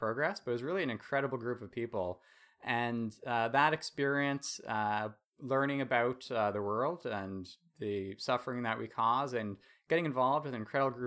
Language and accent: English; Toronto, Ontario, Canada; also born or lived in Halifax; I grew up here in Toronto. When I went to university, I moved out east to Halifax